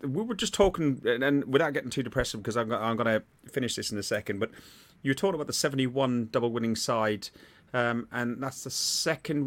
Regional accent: Athlone, Leinster, Ireland; My uncle played for Athlone Town, which is my hometown.

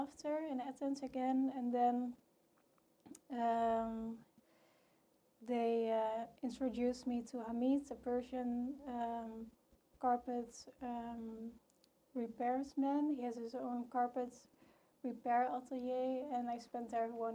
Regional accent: Tilburg, North Brabant, Netherlands; I'm from Tilburg, which is the textile city.

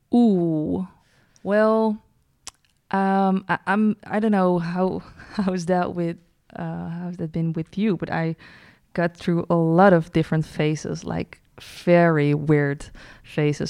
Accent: Breda, North Brabant, Netherlands; We're from Breda, uh, the city

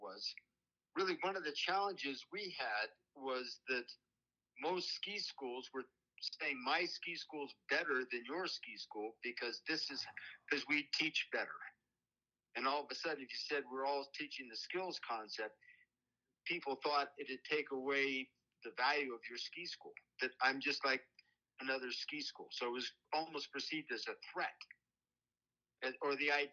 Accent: California, United States; I grew up in California

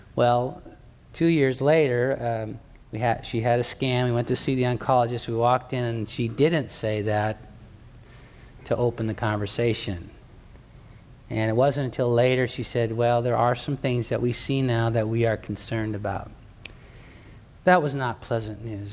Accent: Torrance, California, United States; in the town where I grew up in Torrance, California, down in Southern California

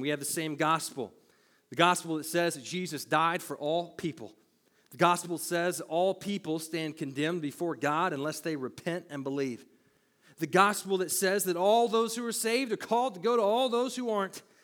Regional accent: United States; I was born, raised here

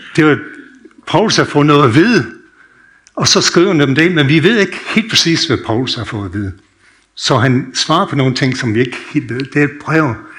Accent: United States; Danish is a second language; now in Denmark; jeg er født opvokset i USA

